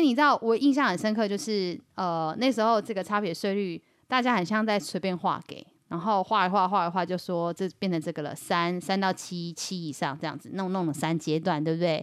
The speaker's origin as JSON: {"language": "Chinese", "region": "Yilan County", "country": "Taiwan", "said": "我们宜兰人真的都买不起，租不起"}